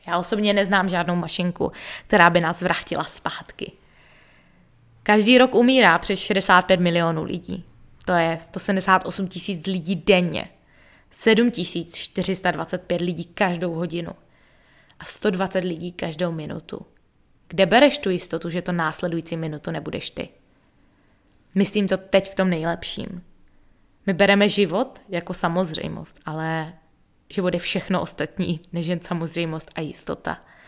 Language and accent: Czech; Český Těšín, Moravian-Silesian Region, Czechia; moved away as an adult; also born or lived in United States; now in Bali, Indonesia; zůstala žít na vesnici v Českém Těšíně